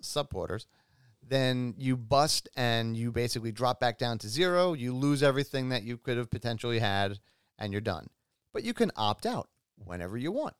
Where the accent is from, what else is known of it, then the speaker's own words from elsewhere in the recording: New York, United States; I grew up in New York